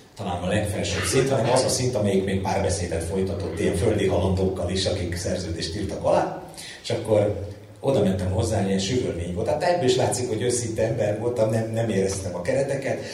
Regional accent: Budapest, Hungary; Egy telektéri alapbérletbe születtem, ö, Budapest, ö, egyik, ö, mondjuk így legizgalmasabb kerületében, a nyolcadik kerületben

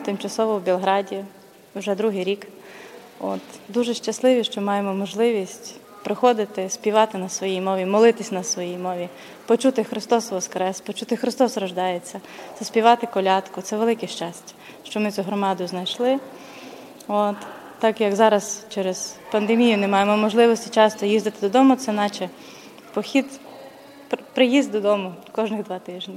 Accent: Lviv Oblast, Ukraine; moved away as an adult; also born or lived in Rivne; now in Belgrade, Serbia; Ми з Львівської області

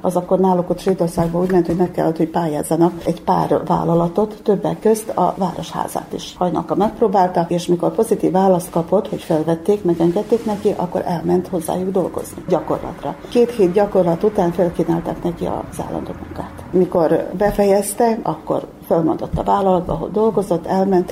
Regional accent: Muzslya, Vojvodina, Serbia; Nem vagyok muzslai születésű, de gyermekkorom óta itt élek mozlán

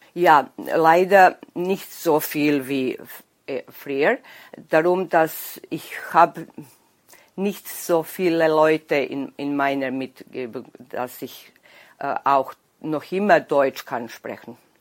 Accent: Bač, Vojvodina, Serbia; accent: Danube Swabian; Ich bin geboren in Bad, das ist ungefähr 60 Kilometer von Novi Sad. Und dort war ich im Haus mit meiner Oma

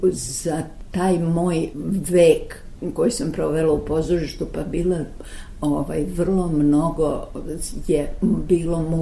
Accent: Belgrade, Serbia; also born or lived in Zagreb / Sarajevo / Novi Sad; mi smo došli u Beograd 33. godine, ja se osjećam na neki način Beograđanko. I vrlo mnogo, kad bih mogla da biram, bih rekla da sam Vojvođa

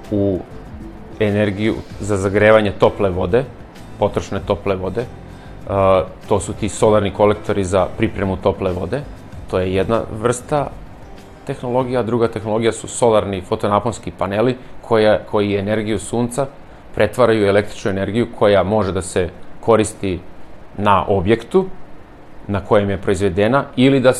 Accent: Serbia; kod nas u Srbiji

